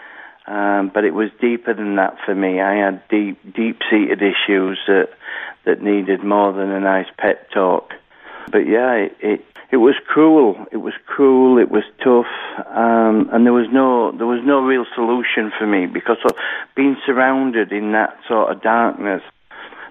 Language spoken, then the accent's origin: English; Halifax, Yorkshire and the Humber, United Kingdom; I was born in Halifax, West Yorkshire, here in the United Kingdom